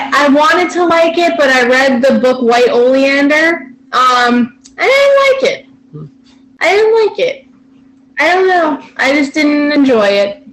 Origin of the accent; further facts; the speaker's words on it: New England, United States; moved away; I'm originally from New England.